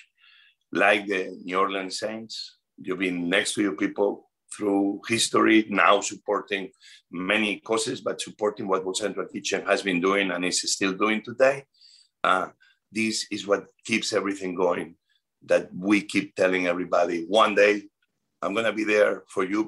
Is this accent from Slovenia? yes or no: no; Spain; moved away as an adult; now in United States; I'm from Spain. I am a proud Spanish American immigrant.